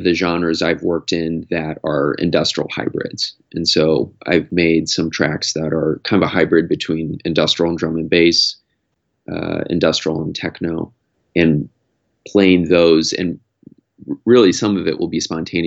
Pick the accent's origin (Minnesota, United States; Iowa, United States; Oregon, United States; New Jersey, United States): Iowa, United States; moved away as an adult; also born or lived in San Francisco; I grew up in Iowa